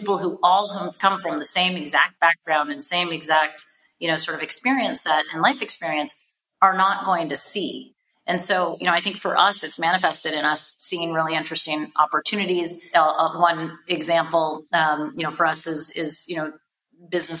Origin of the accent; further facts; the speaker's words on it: Seattle, Washington, United States; I grew up in Seattle and have like lived West Coast basically my whole life